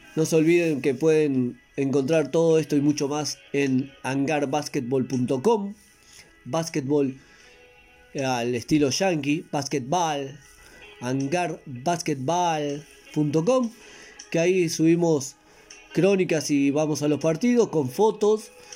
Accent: Maldonado, Uruguay; Y soy de Maldonado

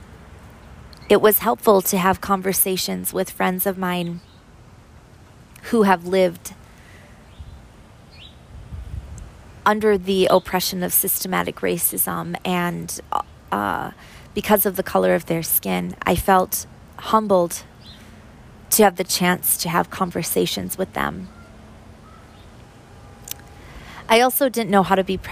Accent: Minneapolis, Minnesota, United States; moved away; also born or lived in St. Paul / Iowa; I was born in Minneapolis

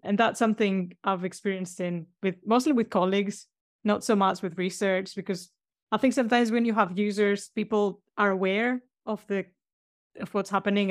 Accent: Greece; now in Sheffield, United Kingdom; I live in a place called Sheffield. It's quite a green city, one of the greenest in Europe. But I'm from Greece.

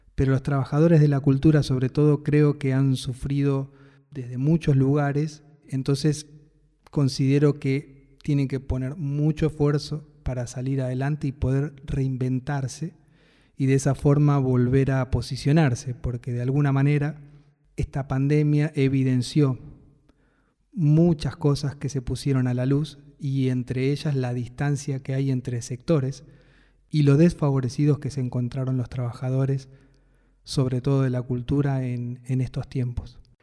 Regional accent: Buenos Aires, Argentina; Soy de Capital Federal

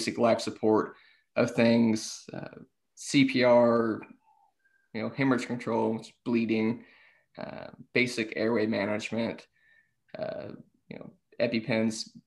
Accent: Fort Worth, Texas, United States; also born or lived in Austin, Texas; now in Montgomery County, United States; I'm originally from Fort Worth, so I'm not originally from the Montgomery County area at all.

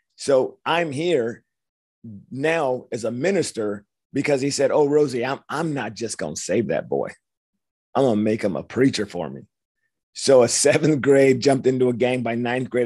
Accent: Los Angeles, California, United States; I grew up in Los Angeles, young punk kid

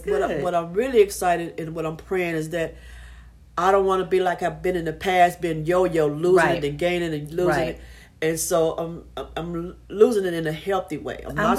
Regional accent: Chicago, Illinois, United States; now in Texas, United States; I come from a poor family. Yeah. It was a struggle, you know. I'm from Chicago, the south side of Chicago. Yeah. Grew up, it was rough.

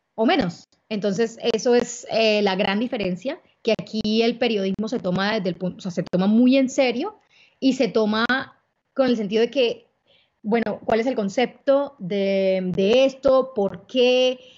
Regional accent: Barranquilla, Atlántico, Colombia; also born or lived in Cartagena; soy barranquillera, pero también tengo una vida, un, un, pedazo de mi corazón en Cartagena

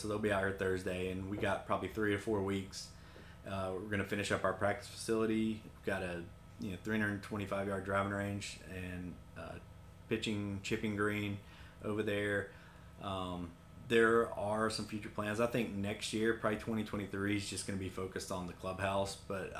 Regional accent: Kingsport, Tennessee, United States; Like I said, I grew up not too far from here. I was born in Tennessee and in the Tri-Cities, Kingsport, and happy to be back here and get to work here.

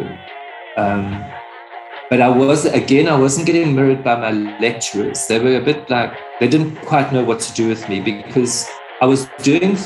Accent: Pietermaritzburg, KwaZulu-Natal, South Africa; moved away as an adult; also born or lived in Johannesburg; I left my hometown, I was born in Pietermaritzburg, and then I moved to Johannesburg

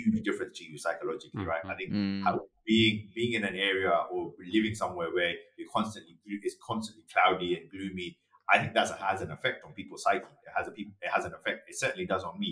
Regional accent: London, United Kingdom; moved away; I grew up in London, which was pretty cosmopolitan and pretty diverse.

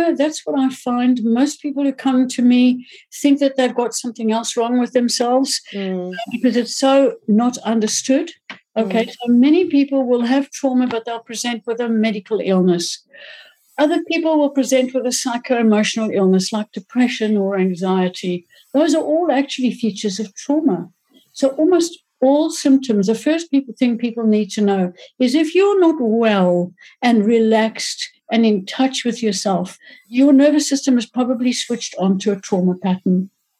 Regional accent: Johannesburg, Gauteng, South Africa

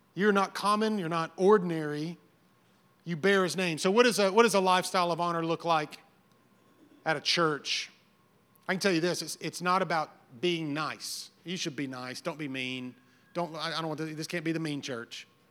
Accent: the South, United States; I grew up in the South

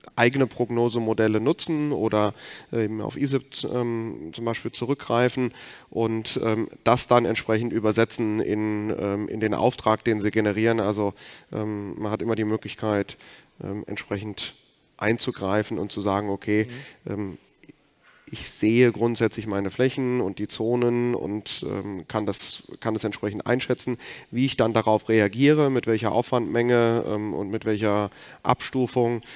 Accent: Rhineland-Palatinate, Germany; ich komme aus Rheinland-Pfalz

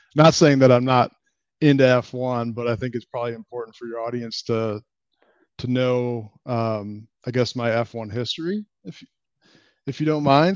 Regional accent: Chicago, Illinois, United States; I'm a Cubs fan 'cause I grew up in Chicago

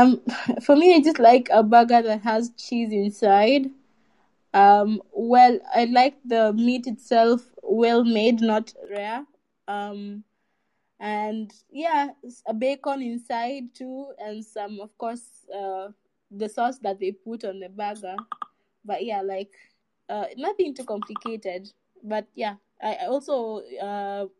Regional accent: Kenya; moved away as an adult; now in Poland; I'm Kenyan, but I study in Poland

